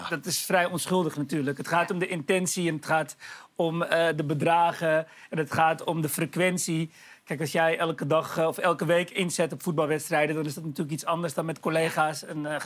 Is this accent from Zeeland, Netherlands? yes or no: no; Amsterdam, North Holland, Netherlands; Ik ben opgegroeid in Amsterdam-Oost, hier heel dichtbij.